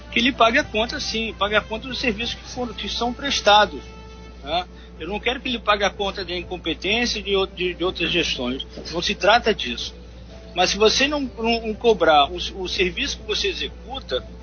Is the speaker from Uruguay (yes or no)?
yes; Uruguay; now in Angra dos Reis, Brazil; eu vim morar em Angra em, é, em 1972, eu sou, não sou nem brasileiro, sou uruguaio.